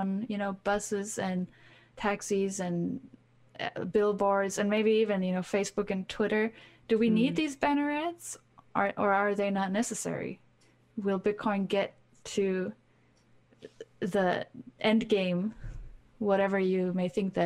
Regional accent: Germany; growing up in Germany

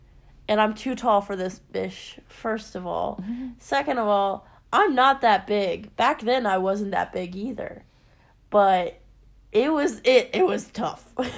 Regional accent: Springfield, Missouri, United States; also born or lived in Tennessee; No, because I'm from Springfield, Missouri.

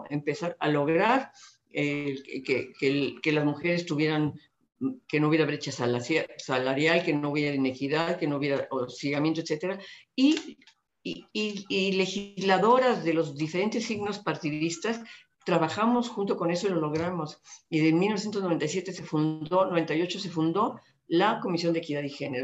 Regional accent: Mexico

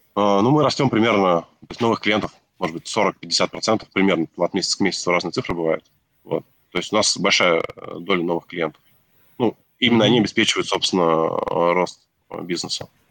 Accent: Nizhny Novgorod, Nizhny Novgorod Oblast, Russia; мы сами из регионов, вот там Сергей из Архангельска, я из Нижнего Новгорода

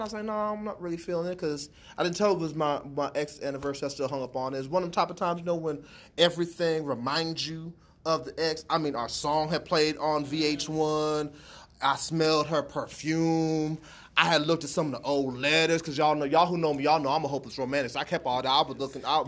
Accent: Aliquippa, Pennsylvania, United States; moved away; also born or lived in Columbus; I'm from Aliquippa, which is the Pittsburgh area. I'm living in Columbus.

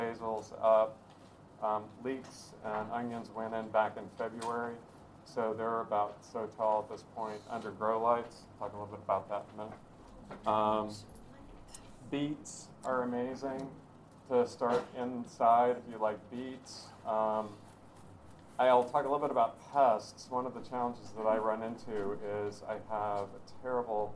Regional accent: Knoxville, Tennessee, United States; now in Peaks Island, United States; I was raised in Tennessee

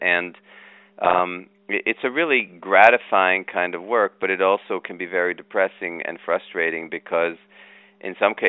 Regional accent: Kenya; also born or lived in Israel; I was born in Israel, moved from Israel to Africa. So we first spoke, English at home because my parents, that was their common language. Then spoke Hebrew because I was born there. Then we moved to Africa and I became friends with a lot of kids in Kenya.

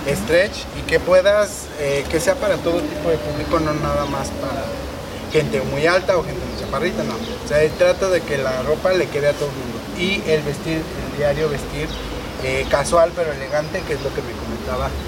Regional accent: Mexico; Nosotros como mexicanos debemos de apoyarnos y comprar nuestros productos porque realmente México es grande.

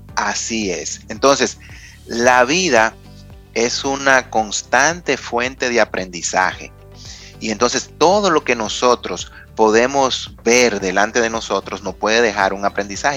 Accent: Dominican Republic; nosotros como dominicanos

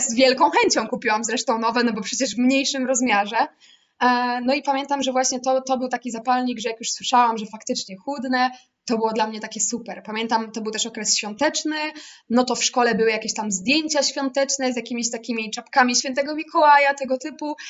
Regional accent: Łódź, Łódź Voivodeship, Poland; ja pochodzę z Łodzi

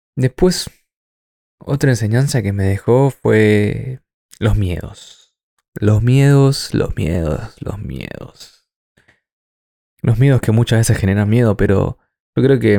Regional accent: Argentina; moved away as an adult; now in New Zealand

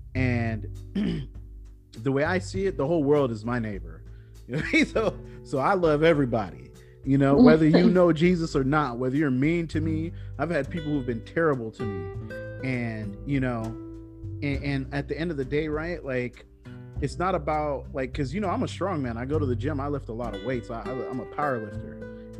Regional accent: Bay Area, California, United States; I grew up in the Bay Area, where it's one of the most diverse places in the world. Plus, it's in California

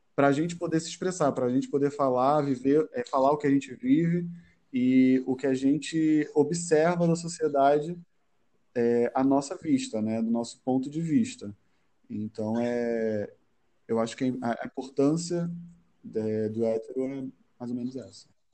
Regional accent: Rio de Janeiro, Brazil; also born or lived in Madureira, Rio de Janeiro; morador de Madureira, nascido e criado no Lins de Vasconcelos com muito orgulho.

